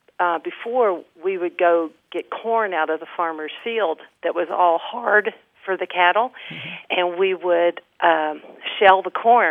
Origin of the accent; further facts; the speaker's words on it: Augusta, Kentucky, United States; now in Lexington, United States; my little hometown in northern Kentucky